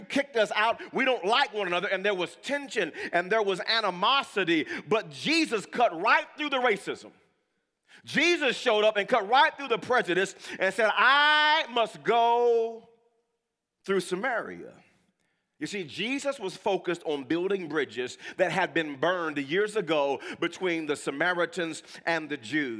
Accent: Wewoka, Oklahoma, United States; also born or lived in California; My parents raised me in Wewoka.

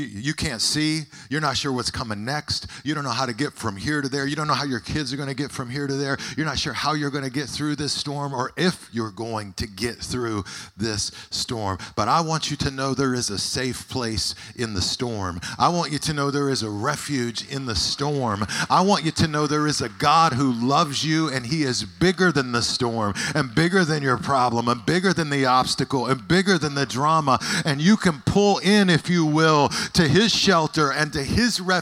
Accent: Amarillo, Texas, United States; I grew up in Amarillo, Texas

